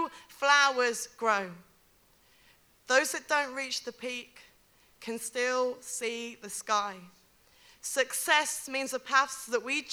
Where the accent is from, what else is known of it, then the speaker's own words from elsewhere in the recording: Derby, East Midlands, United Kingdom; from Derby